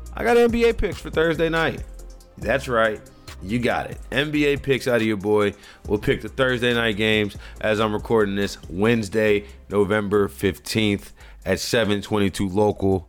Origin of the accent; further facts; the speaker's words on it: Louisiana, United States; moved away; I'm from Louisiana originally